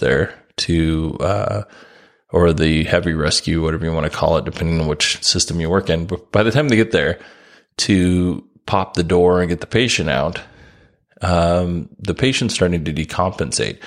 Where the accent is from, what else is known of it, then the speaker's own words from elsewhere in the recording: Alaska, United States; I grew up in Alaska